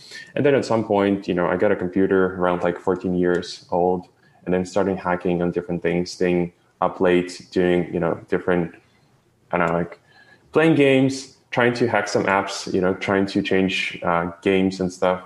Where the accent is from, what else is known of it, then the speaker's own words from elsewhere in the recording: Ukraine; moved away; I was born in Ukraine